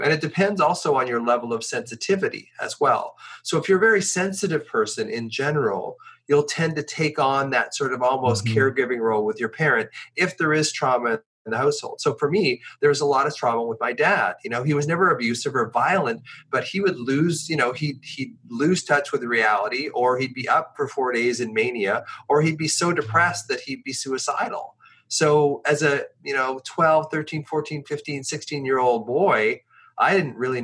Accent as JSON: {"language": "English", "town": "Victoria", "region": "British Columbia", "country": "Canada", "tie": "born or raised there", "also_born_or_lived": "Ontario", "said": "he decided when I was 10 years old that he was going to move from Ontario, hitchhike from Ontario to the farthest west place he could go, which was Victoria, British Columbia"}